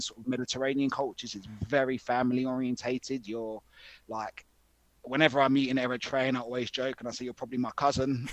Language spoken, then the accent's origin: English; London, United Kingdom; growing up in England